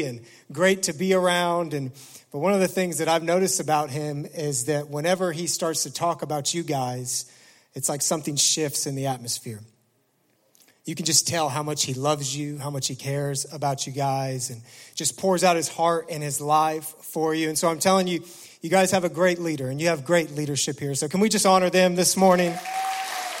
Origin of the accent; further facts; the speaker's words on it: Indianapolis, Indiana, United States; moved away as an adult; also born or lived in Noblesville, Indiana; now in Detroit, United States; my wife and I were born and raised in Indianapolis. I mean, this is our hometown.